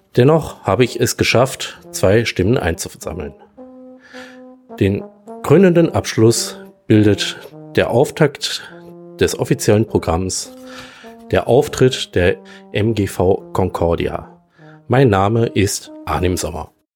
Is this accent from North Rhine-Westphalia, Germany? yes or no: yes; Oberhausen, North Rhine-Westphalia, Germany; ich war eigentlich gebürtiger Osterfelder